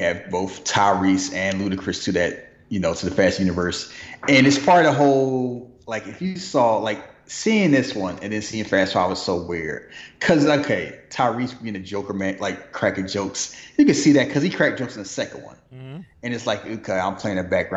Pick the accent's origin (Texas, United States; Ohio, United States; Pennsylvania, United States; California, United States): Pennsylvania, United States; Philadelphia; I'm from Philly